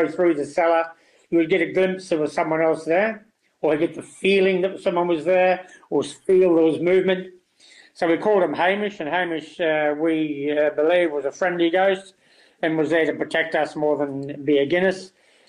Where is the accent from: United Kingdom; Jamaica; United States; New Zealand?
New Zealand; born there; I came from a strong food background. I was born in New Zealand, in a country town.